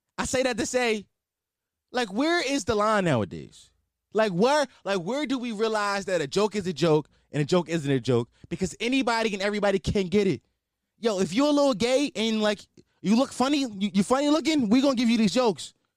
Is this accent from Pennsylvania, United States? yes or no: yes; Philadelphia, Pennsylvania, United States; I'm from Philly